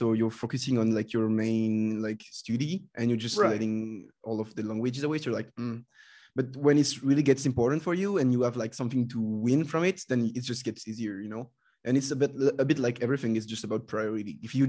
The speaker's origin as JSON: {"language": "English", "country": "France", "accent": "French", "first_language": "French", "second_language": "English", "said": "And in France, there was like pretty much nothing in French. So if I wanted to watch this kind of stuff, I just had to learn English. So I was not able to speak a word of English"}